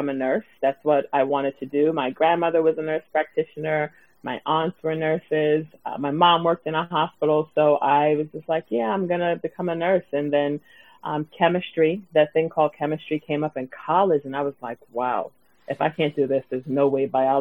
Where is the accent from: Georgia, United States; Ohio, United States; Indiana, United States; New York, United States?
New York, United States; New York City; I am born and raised in Brooklyn, and I still live here.